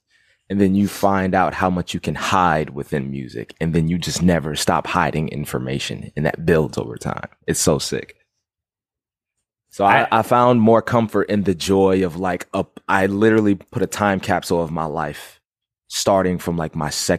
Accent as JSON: {"language": "English", "town": "Fairbanks", "region": "Alaska", "country": "United States", "tie": "born or raised there", "also_born_or_lived": "Savannah, Georgia / Jacksonville, Florida", "said": "I was born in Savannah, Georgia, raised in Fairbanks, Alaska, moved back to Savannah, Jacksonville, Florida."}